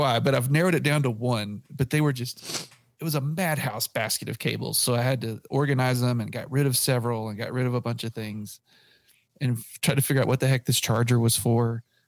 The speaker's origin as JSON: {"language": "English", "town": "Abilene", "region": "Texas", "country": "United States", "tie": "born or raised there", "moved": "yes", "lives_now": "Lubbock, United States", "said": "I grew up in Abilene"}